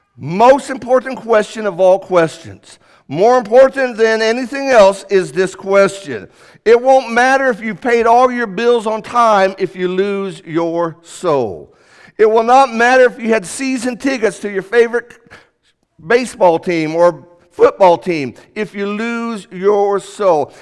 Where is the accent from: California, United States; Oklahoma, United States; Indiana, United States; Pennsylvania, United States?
Indiana, United States; Indianapolis; moved away; when I grew up in Indianapolis